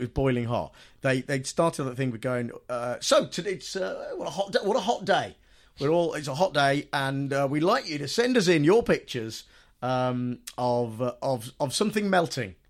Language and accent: English; United Kingdom; being British